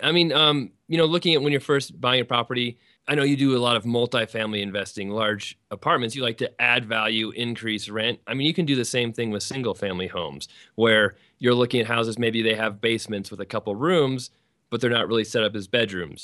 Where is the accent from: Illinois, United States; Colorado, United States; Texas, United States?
Colorado, United States; I'm from Colorado.